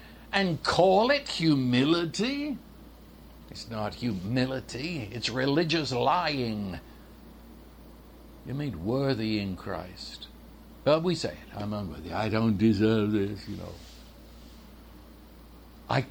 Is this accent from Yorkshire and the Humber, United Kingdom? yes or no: no; London, United Kingdom; I was raised in London, England